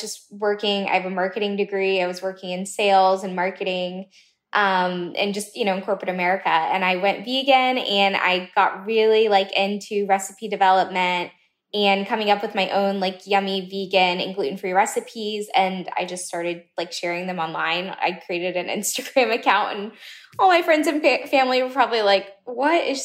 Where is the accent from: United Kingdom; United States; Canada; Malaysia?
United States; Southern United States; I'm American, I'm Southern